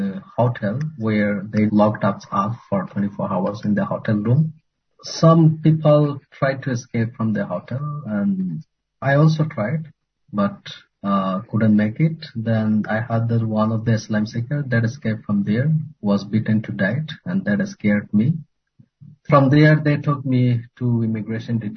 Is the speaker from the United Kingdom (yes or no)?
no; Rakhine State, Myanmar; moved away as an adult; now in Indonesia; being a Rohingya, and then appear to the government that I come from Rakhine State